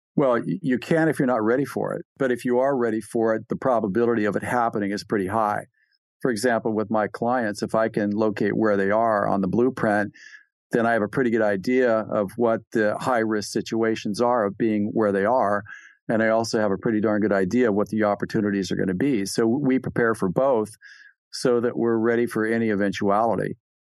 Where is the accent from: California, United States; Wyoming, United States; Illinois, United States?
California, United States; I'm from California